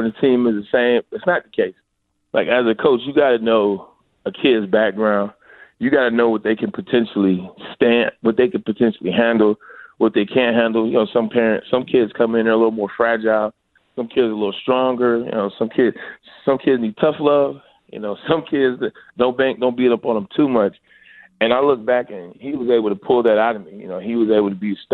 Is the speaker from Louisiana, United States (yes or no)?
no; Detroit, Michigan, United States; I'm from Detroit